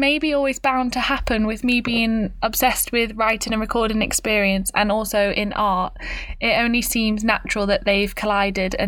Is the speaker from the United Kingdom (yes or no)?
yes; Stafford, West Midlands, United Kingdom; accent: British; I was born in a little place called Stafford, which is not the place of Shakespeare's birth